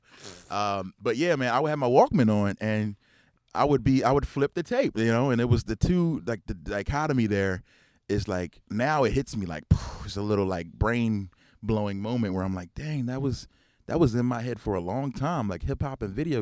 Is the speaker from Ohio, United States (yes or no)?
no; Philadelphia, Pennsylvania, United States; growing up in Philly